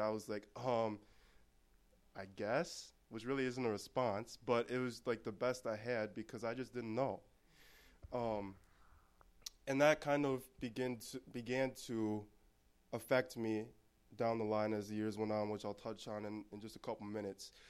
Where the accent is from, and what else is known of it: Anoka, Minnesota, United States; born or raised there; also born or lived in Texas